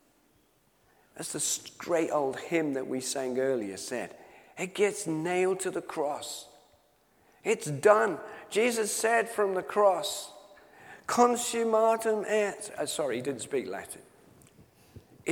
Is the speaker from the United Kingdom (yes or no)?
yes; Knutsford, North West England, United Kingdom; my hometown of Knutsford in Cheshire